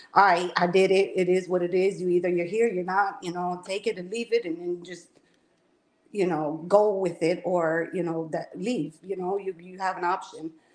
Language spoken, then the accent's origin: English; Chicago, Illinois, United States; now in Florida, United States; I'm from Chicago